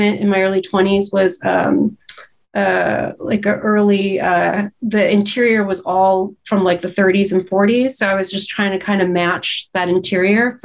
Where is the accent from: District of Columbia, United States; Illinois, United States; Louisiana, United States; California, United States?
California, United States; Los Angeles; moved away as an adult; I grew up in Southern California